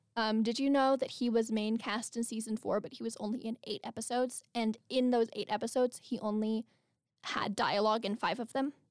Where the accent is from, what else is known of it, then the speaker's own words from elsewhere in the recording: Albuquerque, New Mexico, United States; moved away as an adult; I'm, like, back home in Albuquerque